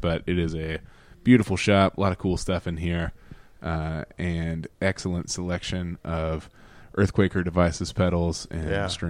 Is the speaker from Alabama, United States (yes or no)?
yes; Alabama, United States; We are two dudes from Alabama